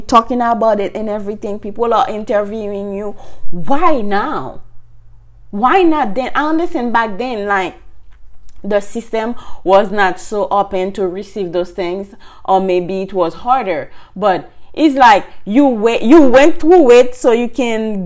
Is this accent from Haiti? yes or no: yes; Haiti; moved away as an adult; now in United States; I'm from Haiti, I started to work before I moved in the state. I went to college.